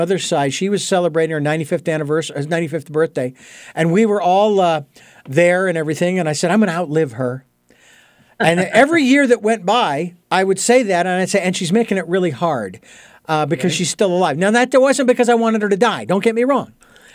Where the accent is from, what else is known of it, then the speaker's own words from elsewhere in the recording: Arizona, United States; moved away; all the way from my home state of Arizona